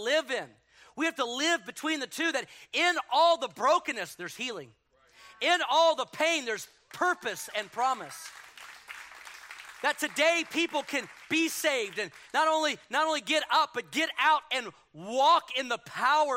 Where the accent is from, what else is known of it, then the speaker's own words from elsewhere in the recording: Houston, Texas, United States; moved away; in Houston and destroyed my hometown